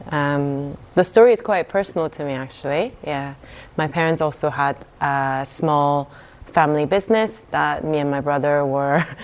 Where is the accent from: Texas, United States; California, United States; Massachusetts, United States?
California, United States; also born or lived in South Korea; I am Korean American. So I come from, so I was born in Korea and I moved to California with my parents.